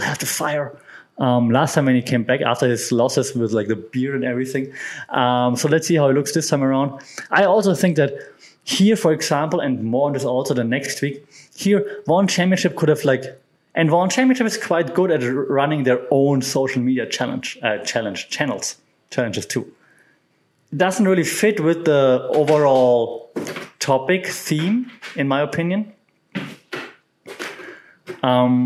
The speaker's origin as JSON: {"language": "English", "country": "Germany", "said": "my home country of Germany"}